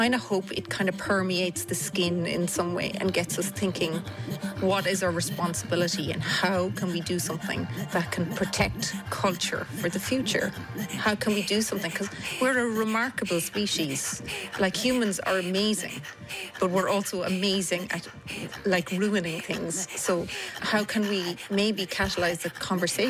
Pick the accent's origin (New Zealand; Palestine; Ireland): Ireland; Cork, Munster; I grew up in Mayfield and Cork